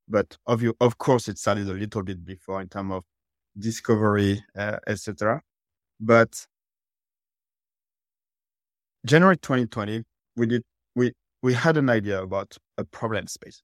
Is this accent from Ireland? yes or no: no; France; English is a second language; now in United States; You can tell from my accent, I'm originally from France, but I've been living in the US for the past 12 years